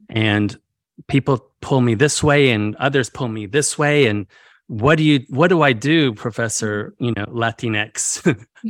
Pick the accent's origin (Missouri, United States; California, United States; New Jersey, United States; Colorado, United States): California, United States; northern rural; also born or lived in Mexico; my experiences growing up in California